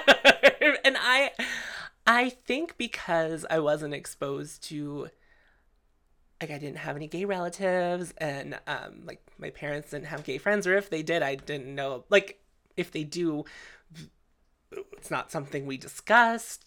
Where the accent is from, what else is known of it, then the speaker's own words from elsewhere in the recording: Canonsburg, Pennsylvania, United States; I grew up in Cannonsburg